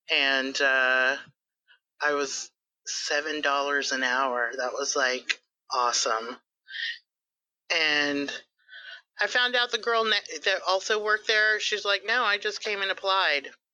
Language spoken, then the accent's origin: English; Texas, United States; I am Texan